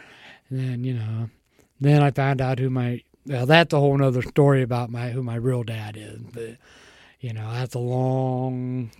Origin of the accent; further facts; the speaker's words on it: San Francisco, California, United States; born there; So I was born in San Francisco General Hospital.